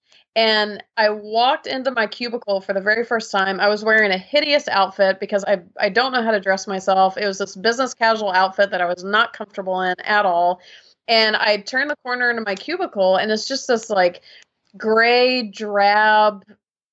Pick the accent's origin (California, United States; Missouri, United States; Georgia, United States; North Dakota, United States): Georgia, United States; I grew up in Georgia in the States, and kind of a typical Southern lifestyle